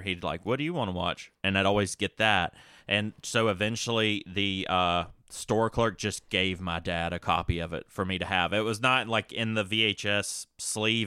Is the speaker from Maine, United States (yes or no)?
no; Hillsville, Virginia, United States; also born or lived in Galax, Virginia; I was born in Galax, Virginia, grew up in Hillsville, Virginia